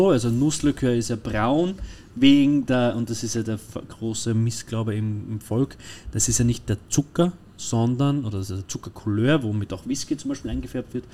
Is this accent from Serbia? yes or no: no; Austria; wiederum wir als Österreicher und die Deutschen und, und ist ja nicht nur auf die Deutschen